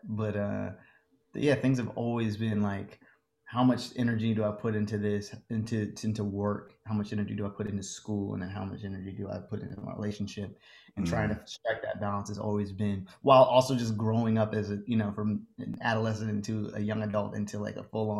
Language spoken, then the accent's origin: English; Maryland, United States; also born or lived in New York; now in Los Angeles, United States; I've moved around a lot, but I'm originally from Maryland, DC area, then moved to New York, lived in Harlem for like five years. And then made my way out here to Los Angeles, and I've been here since August.